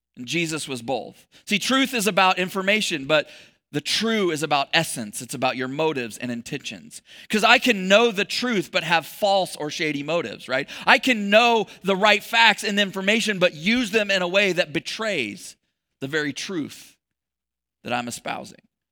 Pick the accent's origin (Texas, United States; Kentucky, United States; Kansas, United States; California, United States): Texas, United States; I was born in Texas.